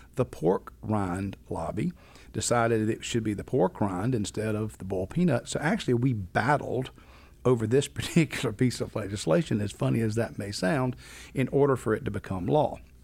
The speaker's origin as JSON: {"language": "English", "town": "Rock Hill", "region": "South Carolina", "country": "United States", "tie": "born or raised there", "said": "born and raised in Rock Hill, South Carolina"}